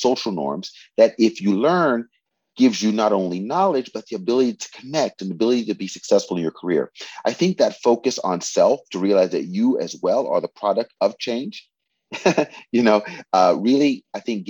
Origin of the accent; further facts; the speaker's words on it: West Virginia, United States; moved away as an adult; now in Japan; I'm from West Virginia, where I was born in the United States.